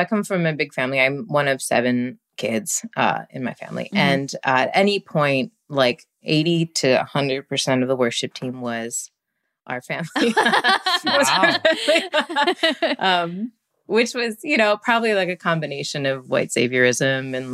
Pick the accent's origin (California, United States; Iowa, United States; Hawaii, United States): Hawaii, United States; moved away; I grew up there, a military kid